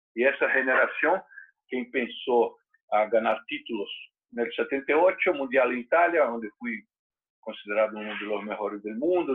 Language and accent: Spanish; Brazil; Spanish is a second language